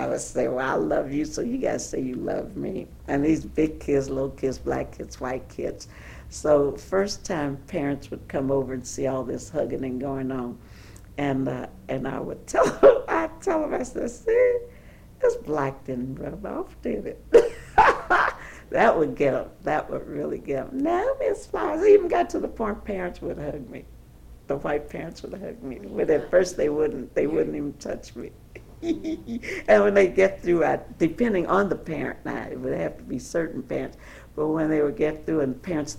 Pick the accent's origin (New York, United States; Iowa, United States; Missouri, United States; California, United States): Missouri, United States; St. Louis; born or raised there; also born or lived in Cotton Valley, Louisiana